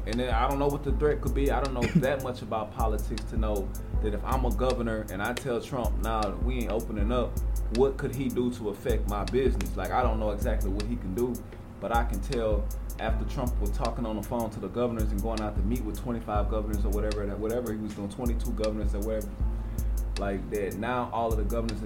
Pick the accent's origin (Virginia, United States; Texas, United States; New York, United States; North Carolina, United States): Texas, United States; I'm a Texan through and through